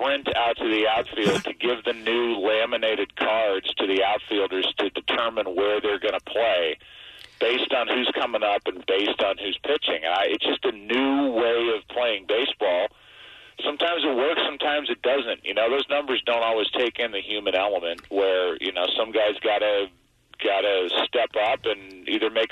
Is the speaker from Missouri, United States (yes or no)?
yes; St. Louis, Missouri, United States; I'm from St. Louis